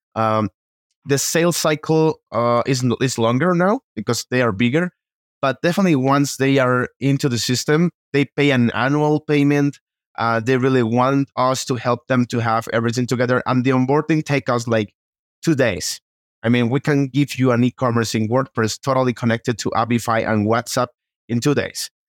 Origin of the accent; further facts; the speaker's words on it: Costa Rica; now in Mexico City, Mexico; I'm from Costa Rica